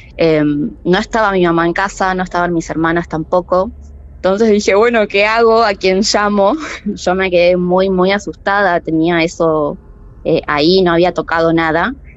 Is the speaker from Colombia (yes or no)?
no; Merlo, Buenos Aires Province, Argentina; Soy de Merlo, Buenos Aires.